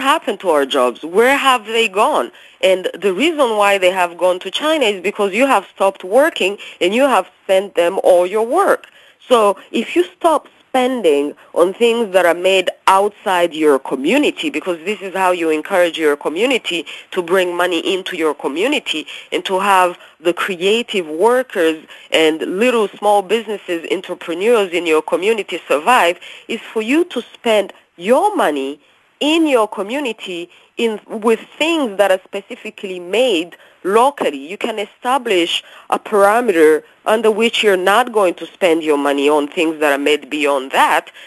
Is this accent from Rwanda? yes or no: yes; Rwanda; moved away; also born or lived in Canada; When I was growing up in Africa, you know, as you know, I'm from Rwanda.